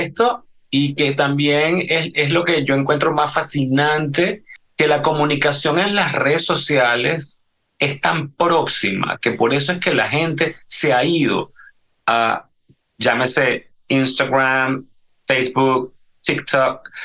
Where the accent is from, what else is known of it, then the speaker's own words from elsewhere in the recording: Venezuela; moved away; yo crecí en la Venezuela de los 80